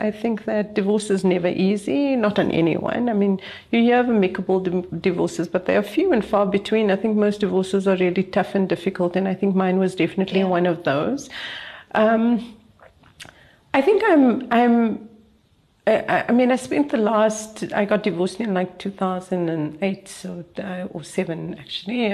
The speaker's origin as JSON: {"language": "English", "town": "Cape Town", "region": "Western Cape", "country": "South Africa", "said": "I come from Cape Town"}